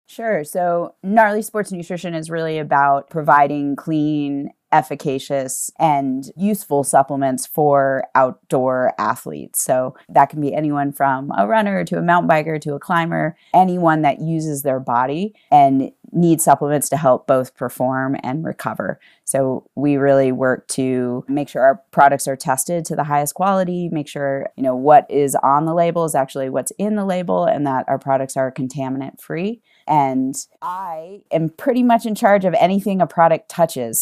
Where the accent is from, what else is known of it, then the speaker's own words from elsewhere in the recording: East Coast, United States; moved away as an adult; now in Utah, United States; I am from the East Coast originally, and I moved to Utah